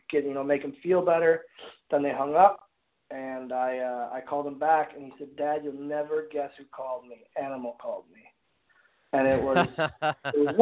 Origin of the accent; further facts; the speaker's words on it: Oshkosh, Wisconsin, United States; I got to be in my hometown